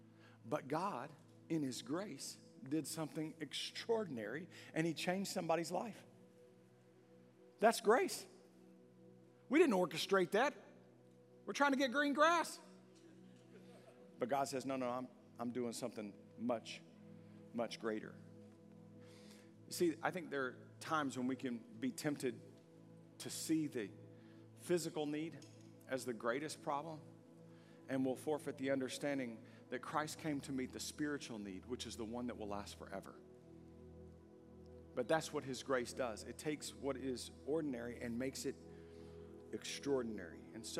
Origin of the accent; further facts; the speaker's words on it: Longview, United States; No, I know where I am. I grew up here in Longview.